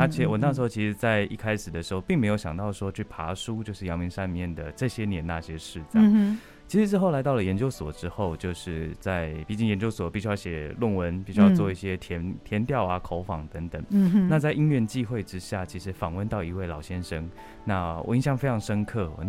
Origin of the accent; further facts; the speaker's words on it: Tainan, Taiwan; moved away as an adult; also born or lived in Taipei; 我是台南人，然后我刚来到台北读书的时候